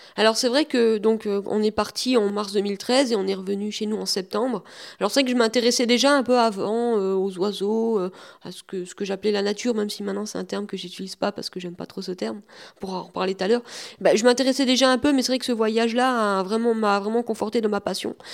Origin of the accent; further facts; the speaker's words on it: Rombas, Grand Est, France; also born or lived in Metz; Je suis né à Metz, mais j'ai vécu depuis tout petit à Romba